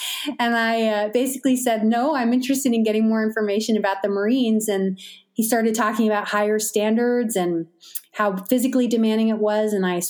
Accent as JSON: {"language": "English", "town": "Auburn", "region": "New York", "country": "United States", "tie": "born or raised there", "said": "So I have cherished memories of growing up in Auburn and exploring the architecture and being at the lake and having a good time up there."}